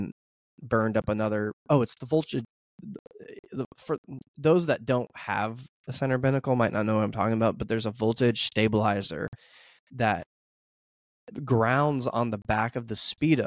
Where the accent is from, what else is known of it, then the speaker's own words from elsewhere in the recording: United States; I'm an American